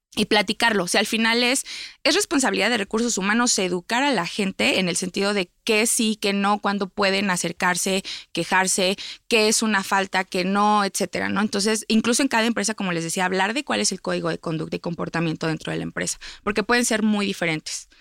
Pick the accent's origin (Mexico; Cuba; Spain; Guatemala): Mexico; como sociedad mexicana